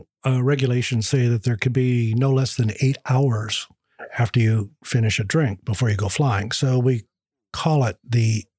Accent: California, United States; also born or lived in Iowa; now in Bardstown, United States; Then my dad, one winter after I was born, decided he'd had quite enough of the snow and headed to California, and that's where I was raised.

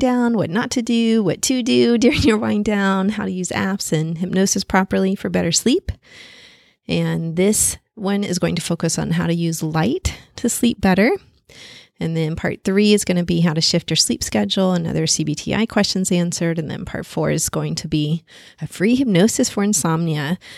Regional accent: Paris, Île-de-France, France; moved away; I was born in Paris

